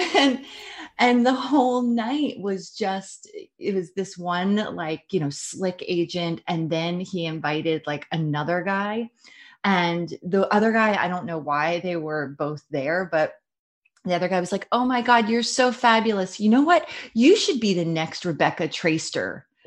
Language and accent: English; Philadelphia, Pennsylvania, United States; I'm from Philadelphia, from Jersey, almost the same